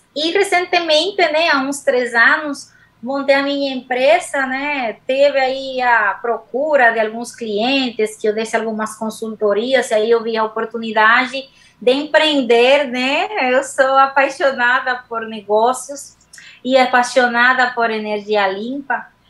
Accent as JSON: {"language": "Portuguese", "country": "Dominican Republic", "tie": "born or raised there", "also_born_or_lived": "Madrid, Spain", "second_language": "Portuguese", "moved": "as an adult", "lives_now": "Brazil", "said": "me formei na República Dominicana, que é a minha terra, uma ilha do Caribe, onde eu nasci"}